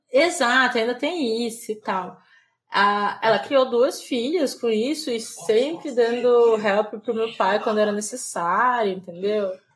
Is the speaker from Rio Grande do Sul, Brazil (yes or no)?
no; Belém, Pará, Brazil; moved away as an adult; now in São Paulo, Brazil; eu sou de Belém, eu nasci na, no Hospital Adventista de Belém